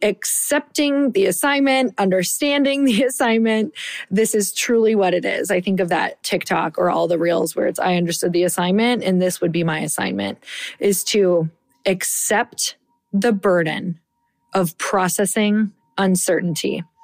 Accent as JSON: {"language": "English", "region": "Midwest", "country": "United States", "said": "So I don't know about you, but I'm from the Midwest."}